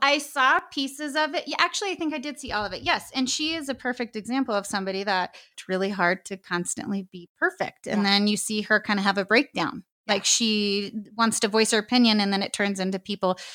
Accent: New Mexico, United States; I'm from New Mexico. I've been here my whole life, never lived anywhere else.

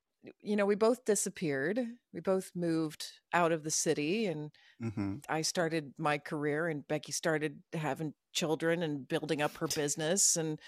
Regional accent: Midwest, United States; also born or lived in Tulsa, Oklahoma; I'm from the Midwest.

